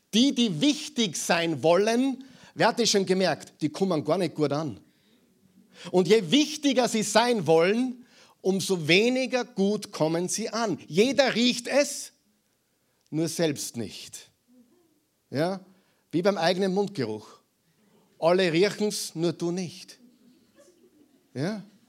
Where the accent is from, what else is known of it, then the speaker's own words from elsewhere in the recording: Mühlviertel, Upper Austria, Austria; moved away; Ich bin Müllviertler und beide Elternteile sind gebürtige Saarlandsbacher